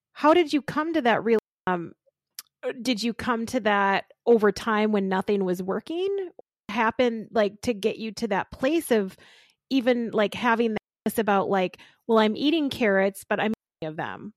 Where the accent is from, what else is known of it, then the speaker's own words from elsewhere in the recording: Austin, Minnesota, United States; I'm from Austin, Minnesota, where, you know, home of spam